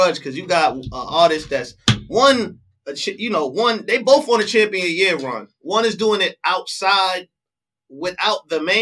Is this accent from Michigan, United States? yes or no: no; New York, United States; I'm from New York.